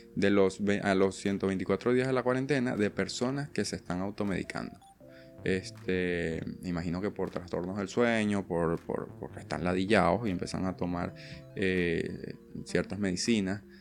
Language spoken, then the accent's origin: Spanish; Venezuela; now in Argentina; yo vengo de Venezuela